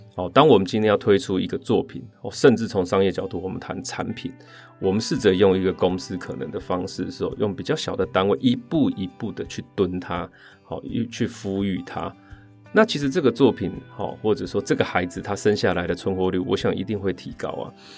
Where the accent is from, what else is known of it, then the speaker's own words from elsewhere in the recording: rural Chiayi, Chiayi County, Taiwan; 我是一个八零年代在嘉义乡下长大的小孩，那时候没有网络